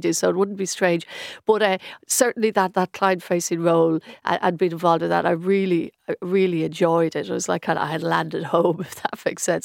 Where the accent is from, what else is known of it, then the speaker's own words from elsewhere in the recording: Stillorgan, Leinster, Ireland; I grew up in Stillorgan